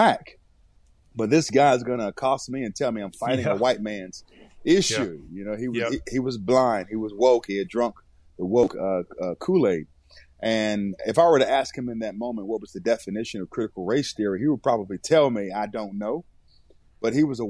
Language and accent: English; Raleigh, North Carolina, United States; also born or lived in Elizabeth City, North Carolina; I was born in Elizabeth City, North Carolina. And my mother moved us to Raleigh, North Carolina, when I was at the age of five